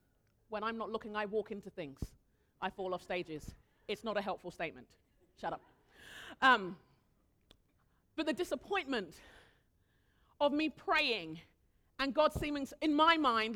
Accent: Nigeria; I'm really respectful of my elders. I'm Nigerian. It's what we do.

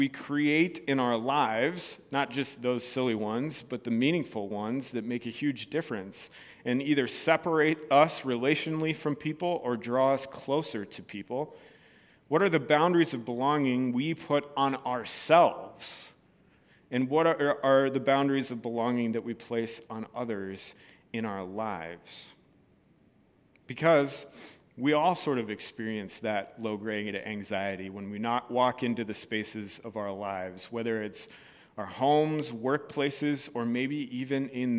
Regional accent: Wisconsin, United States; I'm from Wisconsin. Tell no one, I want to leave.

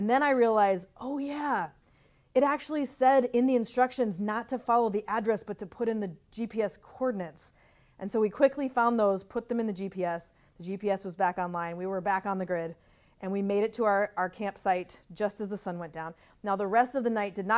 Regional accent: Minnesota, United States; I'm from Minnesota

